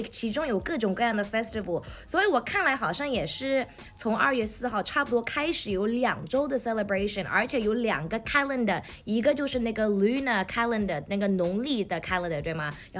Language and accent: Chinese; Shanghai, China; 阿拉上海人老欢喜吃年夜饭